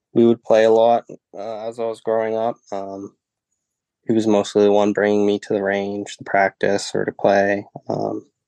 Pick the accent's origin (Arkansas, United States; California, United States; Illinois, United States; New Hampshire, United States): New Hampshire, United States; Plaistow; I've grown up in Plastow, New Hampshire